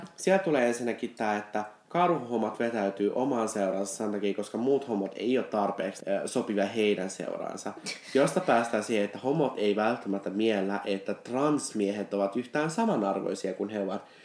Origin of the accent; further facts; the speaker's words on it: Vantaa, Uusimaa, Finland; siellä minä 20-vuotiaaksi asti mm. elin suurin mm. piirtein